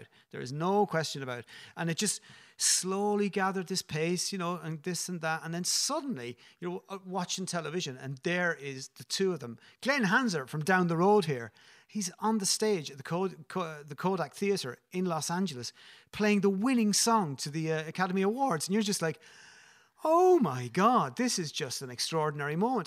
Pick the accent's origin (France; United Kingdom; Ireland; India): Ireland; as Irish people